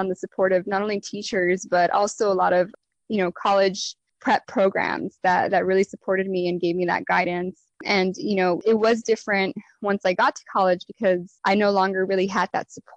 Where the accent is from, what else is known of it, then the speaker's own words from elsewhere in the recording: Los Angeles, California, United States; also born or lived in New Haven, Connecticut / Mexico City; So I'm originally from East Los Angeles, California. And, I grew up in a very Mexican-American neighborhood.